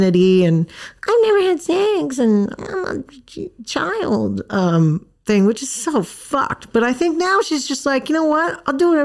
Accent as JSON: {"language": "English", "country": "Thailand", "tie": "born or raised there", "moved": "yes", "said": "I grew up in Thailand"}